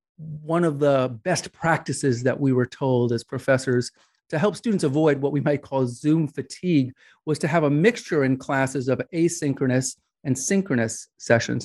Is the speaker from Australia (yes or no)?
no; New York, United States; I grew up in New York